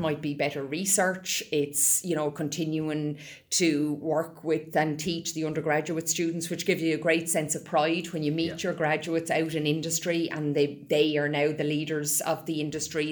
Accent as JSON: {"language": "English", "town": "Roundwood", "region": "Leinster", "country": "Ireland", "tie": "born or raised there", "said": "I grew up on a small uh, beef and sheep farm outside of Roundwood Village in County Wicklow"}